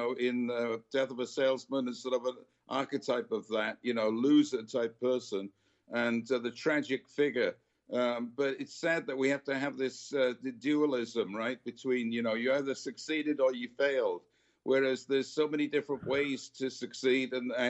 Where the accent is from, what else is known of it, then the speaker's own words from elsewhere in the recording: United Kingdom; now in United States; I grew up in Great Britain